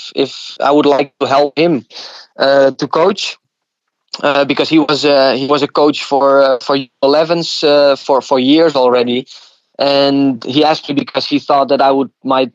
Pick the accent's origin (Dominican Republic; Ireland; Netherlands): Netherlands; Leeuwarden, Friesland; moved away as an adult; also born or lived in United States; the club was Cambuur in my hometown in Leeuwarden